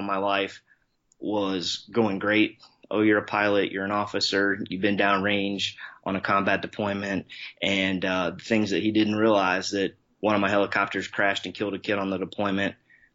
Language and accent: English; Columbus, Ohio, United States; born and raised, Columbus, Ohio, Midwest guy